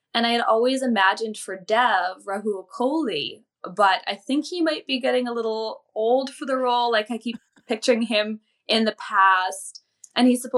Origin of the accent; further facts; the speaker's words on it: Alberta, Canada; now in British Columbia, Canada; where I lived and grew up in Alberta, everyone was very culturally, ethnically very similar